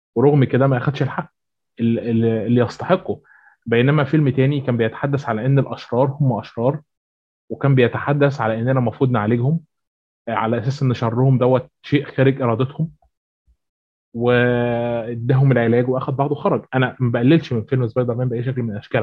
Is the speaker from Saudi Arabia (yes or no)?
no; Egypt; هنا عندنا في مصر